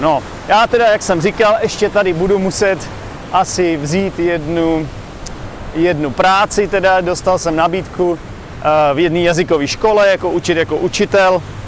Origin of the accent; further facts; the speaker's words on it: Czechia; moved away as an adult; now in Vietnam; jsem z Čech